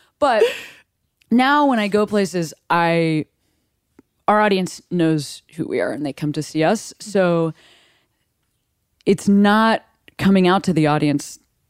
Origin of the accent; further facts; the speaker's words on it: Midwest, United States; Like, I am from the Midwest. I live on the West Coast now